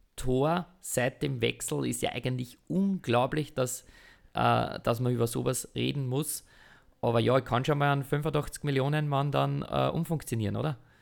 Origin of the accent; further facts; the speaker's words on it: Austria; wir müssen als Österreicher